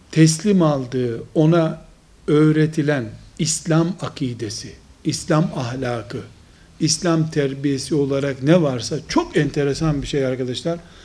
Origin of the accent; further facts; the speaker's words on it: Trabzon, Turkey; Kuzey Karadeniz'de Trabzonluyum